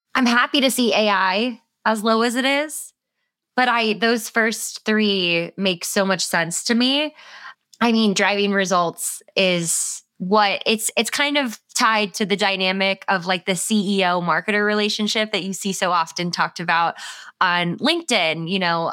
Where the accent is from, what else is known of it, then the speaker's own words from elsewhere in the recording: South Florida, United States; I grew up in South Florida